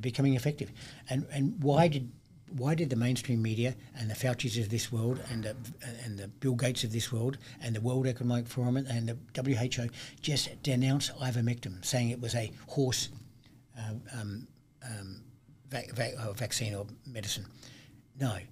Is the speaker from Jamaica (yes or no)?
no; Adelaide, South Australia, Australia; my hometown, Adelaide, in South Australia